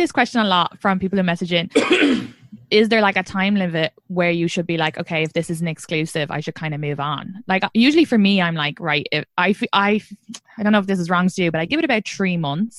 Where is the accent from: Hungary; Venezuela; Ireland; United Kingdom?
Ireland; now in New York, United States; I'm from Ireland.